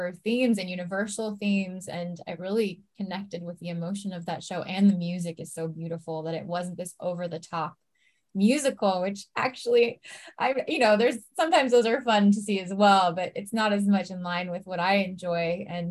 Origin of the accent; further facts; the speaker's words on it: San Francisco, California, United States; moved away as an adult; also born or lived in East Bay, California; now in Los Angeles, United States; I was very lucky growing up in San Francisco, just outside of the city. I first lived in San Francisco and then we moved to the East Bay, so near Berkeley, Oakland